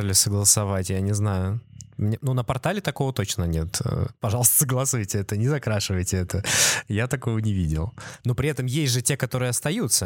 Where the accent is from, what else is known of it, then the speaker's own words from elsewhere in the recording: Saint Petersburg, Russia; мы из Петербурга